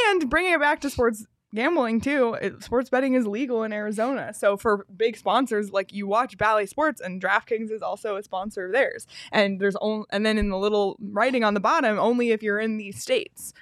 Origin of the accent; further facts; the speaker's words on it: Canada; I'm saying this as the Canadian on the show